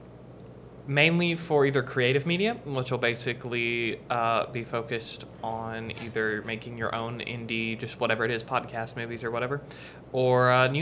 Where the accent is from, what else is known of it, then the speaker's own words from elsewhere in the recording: Florence, Alabama, United States; this is my hometown and my mom works here